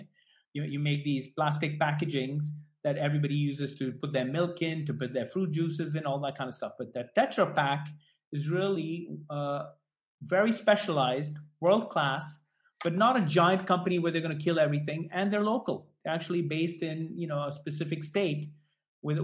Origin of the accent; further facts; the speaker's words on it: Delhi, India; moved away; I grew up in Delhi